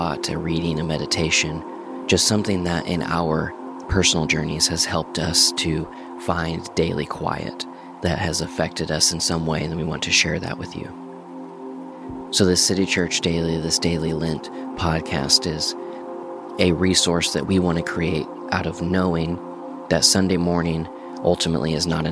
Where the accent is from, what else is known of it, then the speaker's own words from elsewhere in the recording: Enid, Oklahoma, United States; I grew up in Enid, Oklahoma